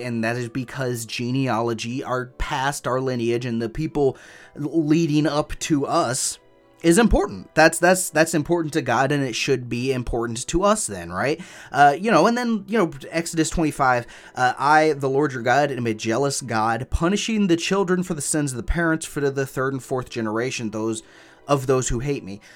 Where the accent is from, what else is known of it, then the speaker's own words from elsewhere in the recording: United States; I'm an American and that's how I'm gonna pronounce it